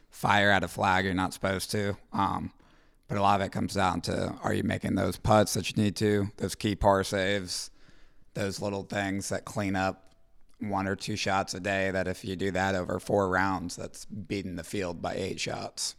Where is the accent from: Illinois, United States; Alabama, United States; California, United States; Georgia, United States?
Georgia, United States; Roswell; moved away as an adult; now in Columbus, United States; I'm from Roswell, Georgia.